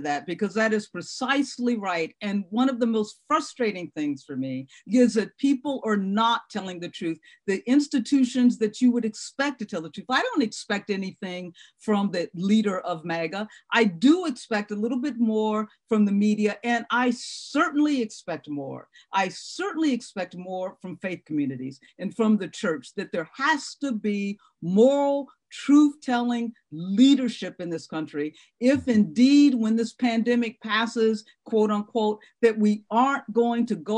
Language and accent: English; Ohio, United States; my hometown state, which is Ohio.